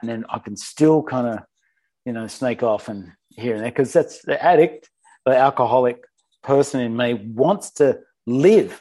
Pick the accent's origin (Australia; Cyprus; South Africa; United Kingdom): Australia; Sydney, New South Wales; born or raised there